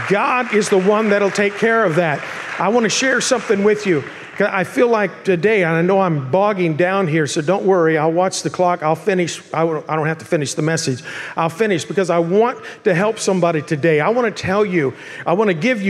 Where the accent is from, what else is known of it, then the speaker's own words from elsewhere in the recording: Bakersfield, California, United States; moved away as an adult; now in Murrieta, United States; I'm from Bakersfield